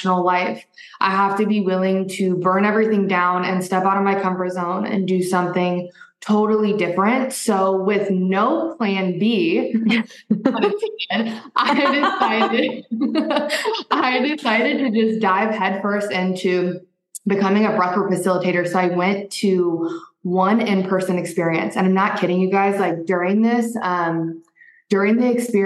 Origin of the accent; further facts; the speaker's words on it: Midwest, United States; moved away as an adult; also born or lived in Arizona; I grew up in the Midwest